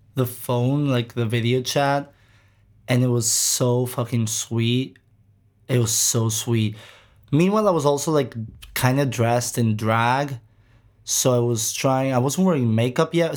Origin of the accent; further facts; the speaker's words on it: Greece; we're from Greece